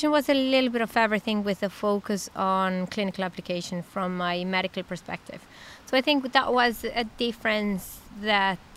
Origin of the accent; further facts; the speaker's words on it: Mexico; English is a second language; Um, well, I'm from Mexico. I'm an internal medicine doctor. I did internal medicine in uh, Mexico